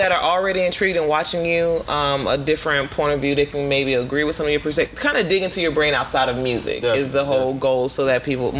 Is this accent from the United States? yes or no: yes; Winter Park, Florida, United States; a lot of my family is self-rooted, like what a lot of people don't know, because they know that I'm from Winter Park, but I'm actually rooted in Pompano Beach, Florida.